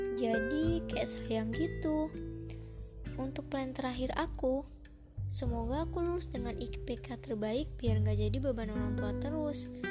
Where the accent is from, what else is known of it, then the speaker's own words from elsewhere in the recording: South Lampung, Indonesia; asal aku dari Lampung Selatan